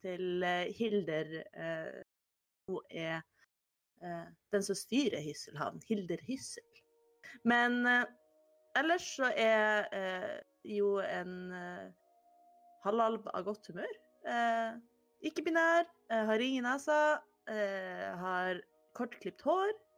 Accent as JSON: {"language": "Norwegian", "region": "Oslo", "country": "Norway", "said": "Jeg er fra Oslo."}